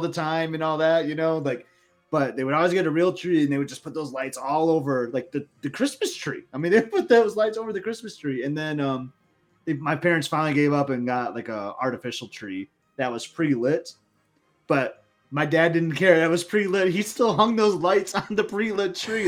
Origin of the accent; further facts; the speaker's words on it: Lansing, Michigan, United States; I'm from Lansing, Michigan